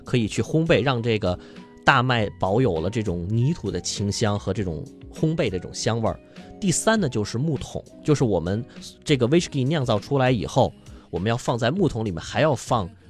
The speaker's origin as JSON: {"language": "Chinese", "country": "China", "said": "然后他也是一听说我是中国来的，他也特别向往中国"}